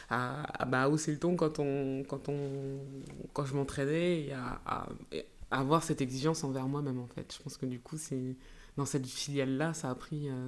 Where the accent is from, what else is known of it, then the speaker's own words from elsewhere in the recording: Grand Est, France; born there; Alors, ça ne s'entend pas, mais je suis née en Alsace.